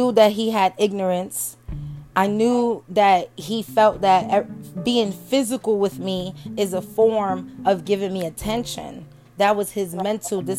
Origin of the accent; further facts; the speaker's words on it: New York, United States; moved away; I was born and raised in New York, from Brooklyn.